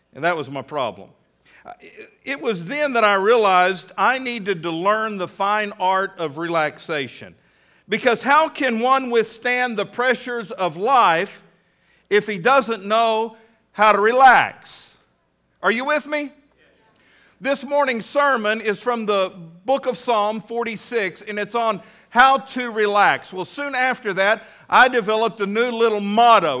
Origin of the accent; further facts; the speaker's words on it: Midland, Texas, United States; now in Fort Smith, United States; a little boy growing up in Midland, Texas